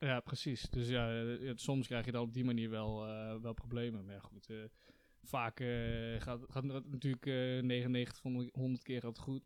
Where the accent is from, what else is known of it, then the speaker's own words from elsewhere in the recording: Netherlands; als Nederlander